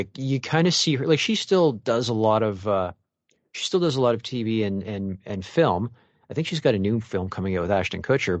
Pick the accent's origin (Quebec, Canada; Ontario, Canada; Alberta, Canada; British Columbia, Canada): Ontario, Canada; Mississauga; I'm from Mississauga.